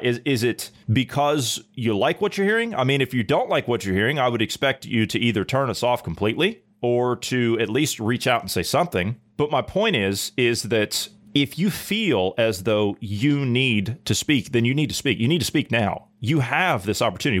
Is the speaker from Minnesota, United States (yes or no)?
no; Ohio, United States; I come from Ohio